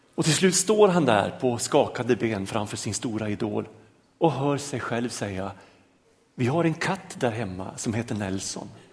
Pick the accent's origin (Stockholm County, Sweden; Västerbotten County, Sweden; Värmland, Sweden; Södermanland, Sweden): Västerbotten County, Sweden; a small village outside Lycksele, Norrland; moved away; jag är norrlänning, jag kommer från en liten by utanför Lycksele